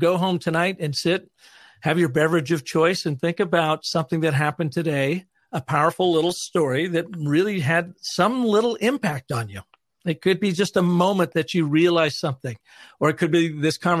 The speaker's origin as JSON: {"language": "English", "town": "Seattle", "region": "Washington", "country": "United States", "tie": "born or raised there", "moved": "yes", "said": "our home where I grew up in Seattle, Washington"}